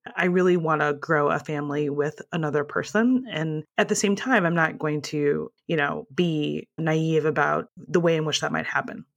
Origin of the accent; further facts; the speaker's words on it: Midwest, United States; moved away; also born or lived in Ohio; In my previous life, I used to live in Ohio, and I'm originally from the Midwest